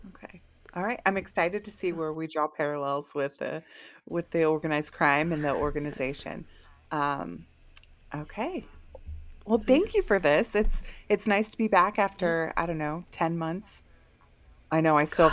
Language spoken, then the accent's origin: English; Bay Area, California, United States; we're from the Bay Area